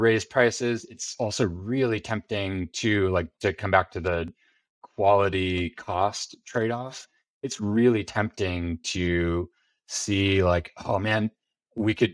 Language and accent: English; Bakersfield, California, United States; moved away; I'm from a town called Bakersfield, which is in Central California